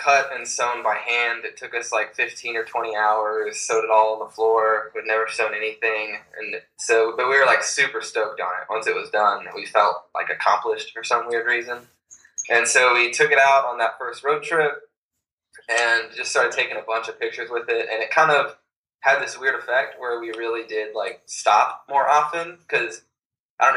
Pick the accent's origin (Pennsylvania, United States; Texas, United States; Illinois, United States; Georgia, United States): Texas, United States; also born or lived in Oklahoma; I've been in Texas since I was about 6 or 7